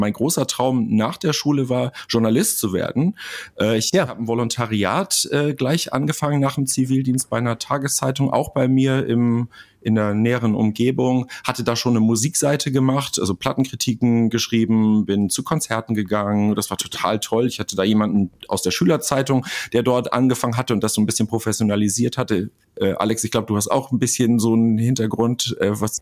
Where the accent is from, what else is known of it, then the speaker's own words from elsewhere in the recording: Kreis Pinneberg, Schleswig-Holstein, Germany; moved away as an adult; also born or lived in Hamburg; ich bin in Hamburg geboren, in Schleswig-Holstein aufgewachsen, dann aber zum Studium nach Hamburg